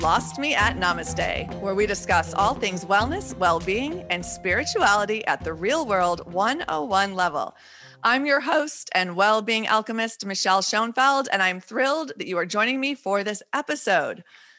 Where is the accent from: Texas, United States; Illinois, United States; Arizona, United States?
Texas, United States; also born or lived in Wisconsin; I always say I'm either from Texas or Wisconsin, half and half. But coming from Texas, we went to Mexico all the time for holidays.